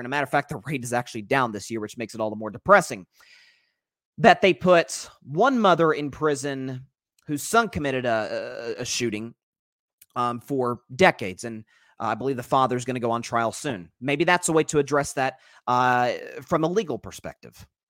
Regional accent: Tennessee, United States; my home state of Tennessee

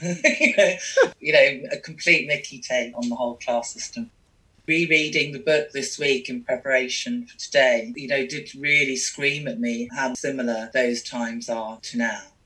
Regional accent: London, United Kingdom; I grew up in London

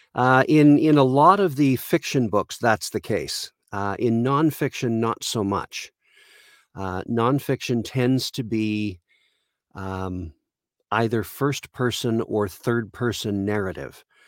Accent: Caledonia, Ontario, Canada; I grew up in a very small town of about twelve hundred people called Caledonia, Ontario in Canada

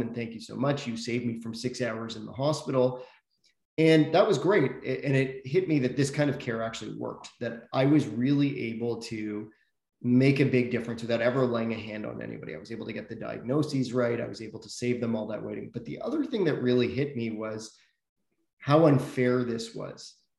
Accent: Toronto, Ontario, Canada; also born or lived in South Africa; I grew up in Toronto. Was actually born uh, in South Africa, but didn't uh, live there for very long. Moved here as a, as a baby

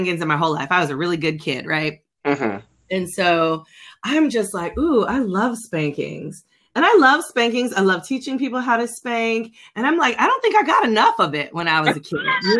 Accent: California, United States; now in the South, United States; I'm originally from California

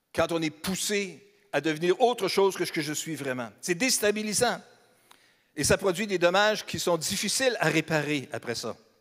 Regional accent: Beauce, Quebec, Canada; moved away; Je suis aussi natif de la Beauce, donc je suis un Beauceron

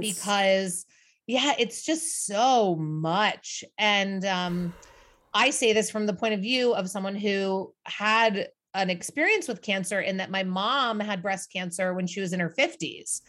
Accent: Midwest, United States; now in New York City, United States; traditional American family growing up in the Midwest

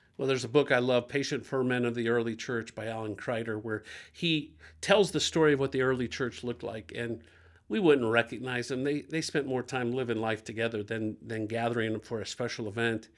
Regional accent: Dayton, Ohio, United States; I grew up in Dayton, Ohio, two forty West Norman

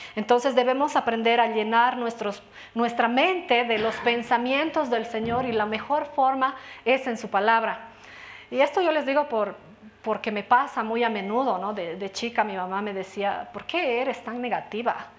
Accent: Bolivia

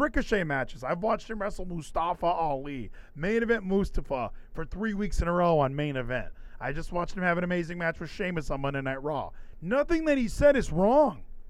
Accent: United States; we as whitewashed American wrestling fans

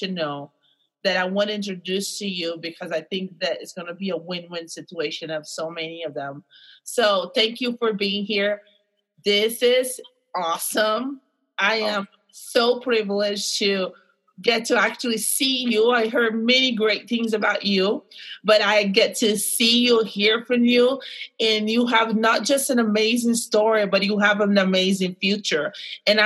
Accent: Brazil; moved away; I had a suffering racism growing up in Brazil

